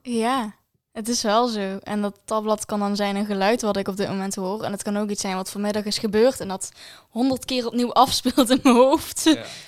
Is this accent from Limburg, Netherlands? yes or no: yes; Valkenburg, Limburg, Netherlands; ik kom uit Valkenburg